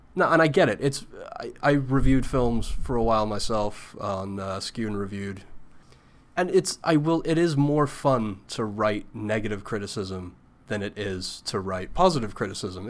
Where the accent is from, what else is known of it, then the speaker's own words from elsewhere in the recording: United Kingdom; as a British person